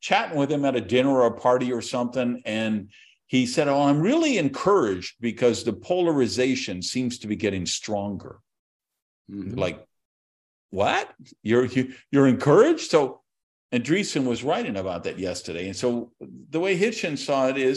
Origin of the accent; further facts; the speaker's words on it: Madison, Wisconsin, United States; a guy from Madison, Wisconsin, who was expelled from high school